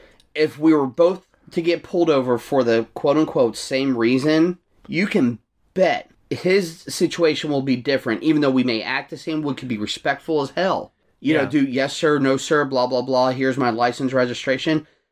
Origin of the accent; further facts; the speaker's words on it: Chesterfield, Virginia, United States; And I grew up in Chesterfield, which obviously was nicknamed Arrested Field because the cops out there are dicks for the most part.